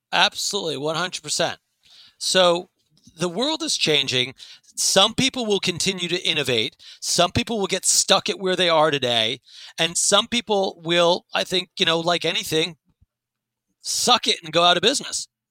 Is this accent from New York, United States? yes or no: yes; New York City, New York, United States; I grew up in New York City